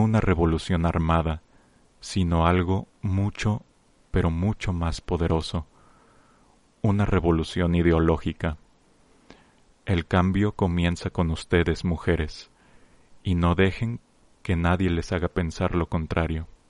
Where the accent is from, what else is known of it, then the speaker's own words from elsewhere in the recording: Mexico; como miembros de una gran nación, como mexicanos que somos